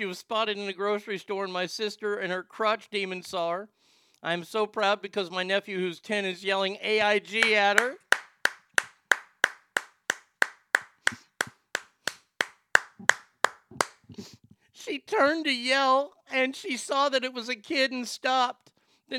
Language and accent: English; United States; I'm an American.